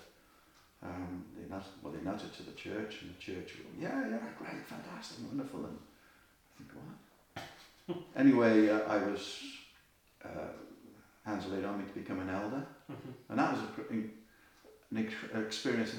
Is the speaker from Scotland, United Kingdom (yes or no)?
no; Wales, United Kingdom; we're both from Wales